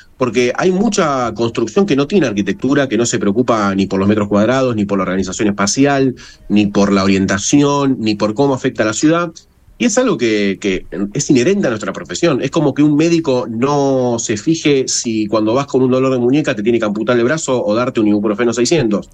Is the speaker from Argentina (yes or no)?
yes; Argentina; nosotros como argentinos